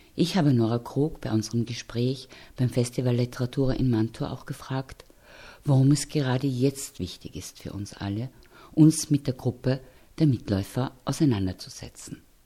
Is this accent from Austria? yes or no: yes; Austria; Wir hier in Österreich